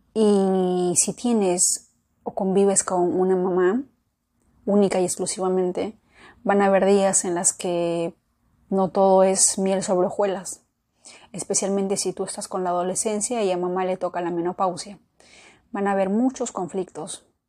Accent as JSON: {"language": "Spanish", "country": "Peru", "tie": "born or raised there", "said": "yo nací en Perú"}